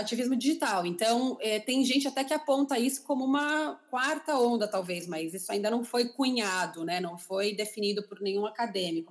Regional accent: São Paulo, Brazil; moved away as an adult; now in London, United Kingdom; A gente morou no mesmo prédio em São Paulo

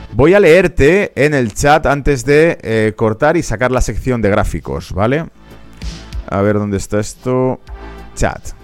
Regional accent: Spain; como español

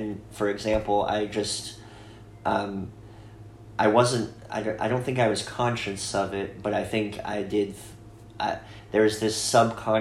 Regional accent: Sandpoint, Idaho, United States; growing up in Sandpoint was the shadow cast by the biggest church in town

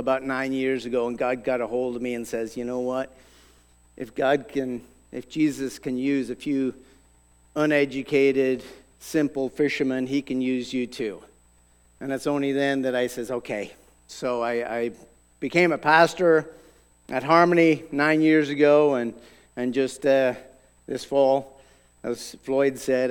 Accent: Ireland; moved away as an adult; now in United States; I grew up in Ireland.

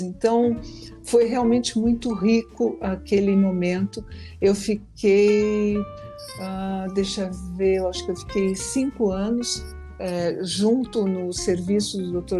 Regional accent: Rio Grande do Sul, Brazil; eu sou do Rio Grande do Sul

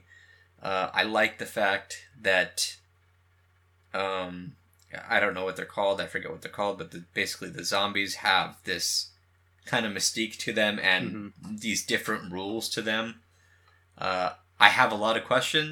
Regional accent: West Coast, United States; also born or lived in San Jose; We're from the West Coast, me and you

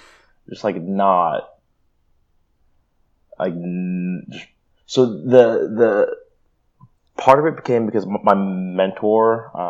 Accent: New York, United States; also born or lived in California; "Hi, I'm this person. I'm from New York and California, and I stutter a lot. So bear with me."

